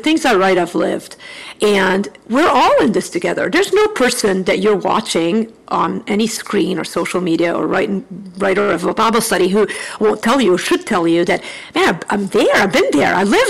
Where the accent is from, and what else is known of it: United States; also born or lived in Chicago